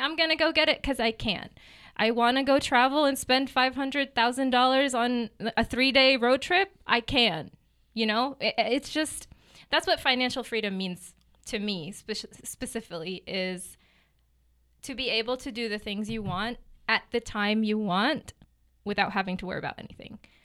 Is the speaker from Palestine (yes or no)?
yes; Gaza City, Gaza Strip, Palestine; moved away as an adult; also born or lived in Newark, New Jersey / Memphis, Tennessee / Kansas City; now in Lee's Summit, United States; So I lived in Gaza City for ten years.